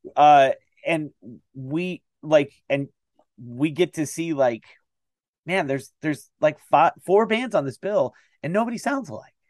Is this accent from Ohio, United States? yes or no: yes; Toledo, Ohio, United States; I'm from the Toledo, Ohio area